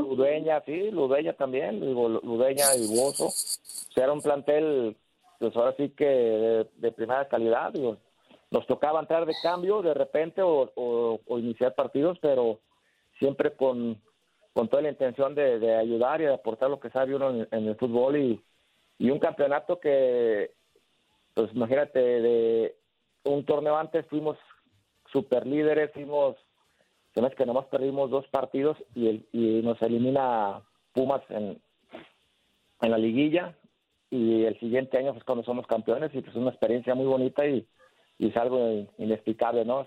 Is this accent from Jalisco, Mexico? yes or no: yes; El Salto, Jalisco, Mexico; yo ando haciendo acá cosas por, los jóvenes de, mi pueblo, donde yo salí, donde yo surgí